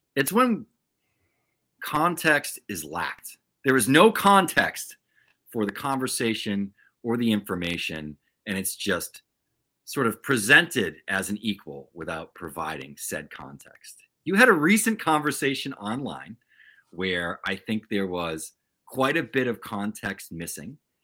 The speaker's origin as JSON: {"language": "English", "town": "Taunton", "region": "Massachusetts", "country": "United States", "tie": "born or raised there", "said": "I grew up in Taunton, Massachusetts, sort of, you know, southeastern Mass"}